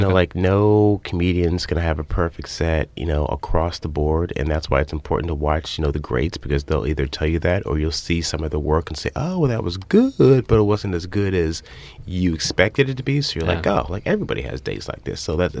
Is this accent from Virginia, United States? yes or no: yes; Northern Virginia, United States; moved away; Yeah, I'm from Northern Virginia, right outside D.C., about 25 miles.